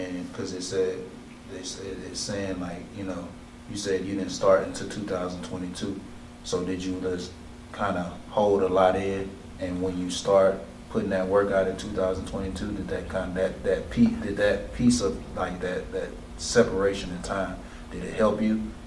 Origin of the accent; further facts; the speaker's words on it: Mobile, Alabama, United States; I'm from Mobile, Alabama